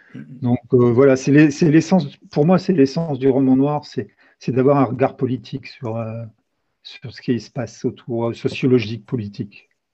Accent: Châlons-en-Champagne, Grand Est, France; also born or lived in Brittany; now in Carhaix, France; je viens plutôt de l'Est de la France. Je suis, je suis né à Châlons-en-Champagne

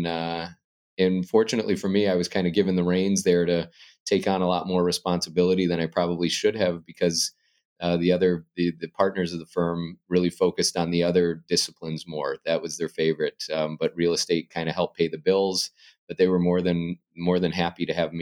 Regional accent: Arizona, United States; moved away as an adult; now in Chicago, United States; I enjoyed growing up in Arizona

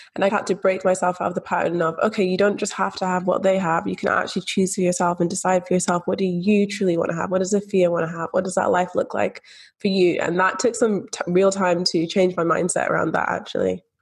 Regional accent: Scotland, United Kingdom; growing up in Scotland, growing up in the UK, where we do have that free public health system

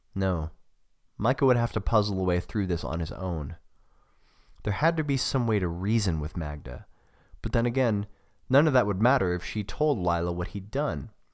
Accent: United States; also born or lived in Australia; I'm an American

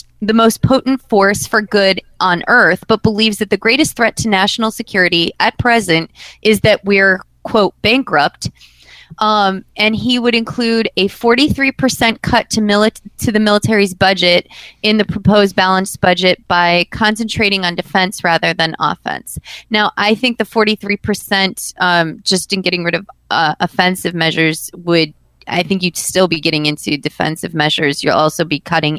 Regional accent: United States; as an American

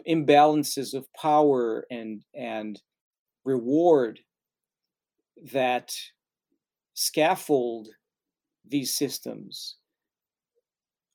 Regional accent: Brazil; moved away; I'm from Brazil

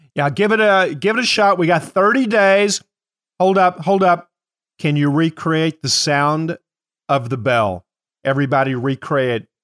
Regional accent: Kentucky, United States; I am from Kentucky

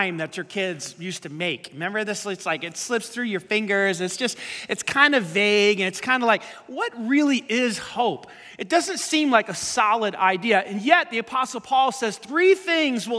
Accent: New York City, New York, United States; We grew up in Staten Island

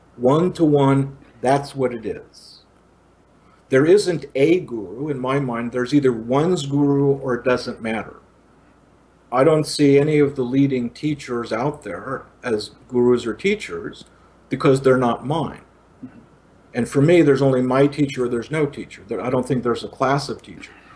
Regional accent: Italy; also born or lived in India; now in Los Angeles, United States; I grew up in Italy post-war.

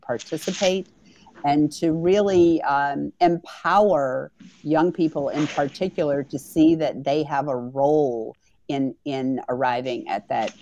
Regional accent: North Carolina, United States; now in Wisconsin, United States; North Carolina, which is my home state

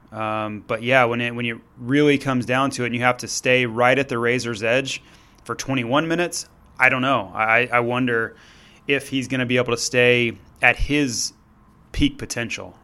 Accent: Florida, United States; I'm from Florida

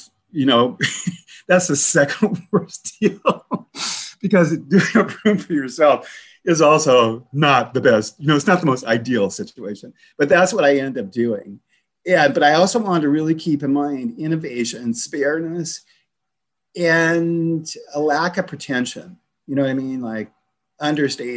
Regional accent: the Northwest, Pacific Northwest, United States; I'm from the Northwest

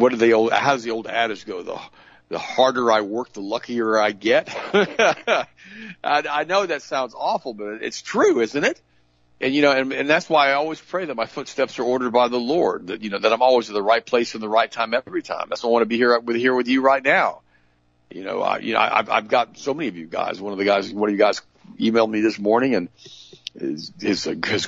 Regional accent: United States; I'm that first generation German. My mom was born in Germany. I was born here as an American.

